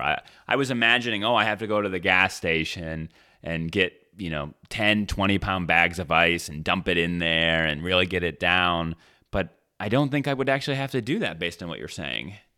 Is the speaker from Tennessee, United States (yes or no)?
no; Michigan, United States; when I was a kid, I grew up in Michigan